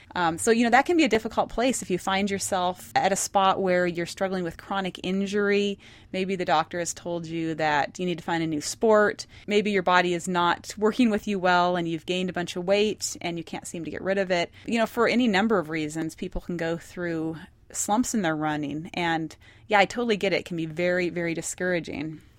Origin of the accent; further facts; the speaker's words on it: Montana, United States; moved away; I was born and raised in Montana, so we're very independent-minded there.